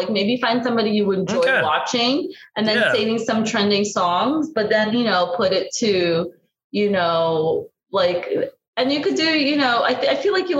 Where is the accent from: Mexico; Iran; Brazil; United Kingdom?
Brazil; English is a second language; I'm originally from Brazil, this architect girl who's like an architect / blogger, right?